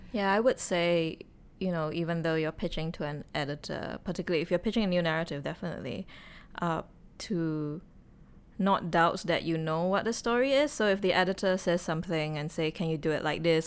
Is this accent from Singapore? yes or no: yes; Singapore; as a Singaporean